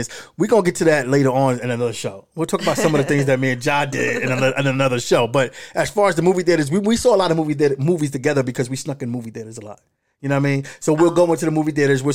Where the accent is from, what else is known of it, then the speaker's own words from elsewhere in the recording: New Jersey, United States; moved away as an adult; Where I grew up in the Kerry Woods Projects